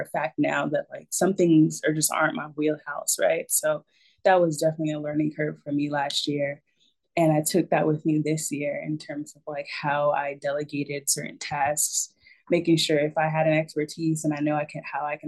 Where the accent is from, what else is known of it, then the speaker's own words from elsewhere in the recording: Raleigh, North Carolina, United States; my hometown